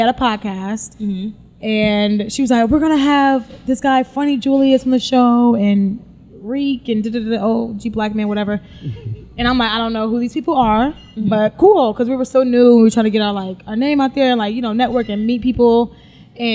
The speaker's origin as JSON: {"language": "English", "town": "Chicago", "region": "Illinois", "country": "United States", "also_born_or_lived": "Flint, Michigan / Arizona", "moved": "yes", "lives_now": "New York, United States", "said": "I am from Chicago. I'm 29. Mm-hmm. And I am newly, I guess I've been here like 2 years. I'm still kind of new in New York."}